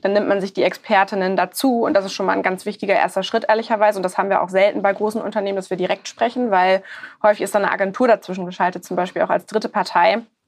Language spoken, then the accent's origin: German; Hamburg, Germany; ich bin Hamburgerin